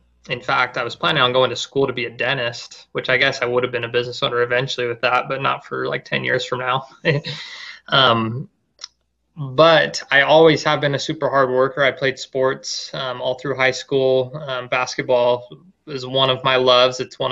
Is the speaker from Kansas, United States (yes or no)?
no; Safford, Arizona, United States; moved away as an adult; also born or lived in Washington; now in Gilbert, United States; I started a little over 2 years ago altogether in my hometown